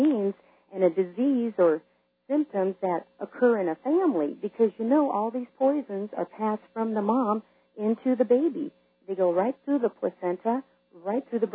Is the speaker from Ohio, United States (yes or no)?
no; Yakima, Washington, United States; I'm originally from the Yakima area in Washington